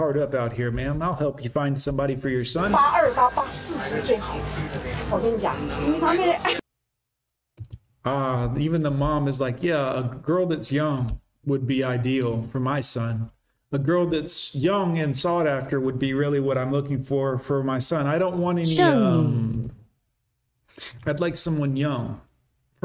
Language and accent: English; United States; I'm an American man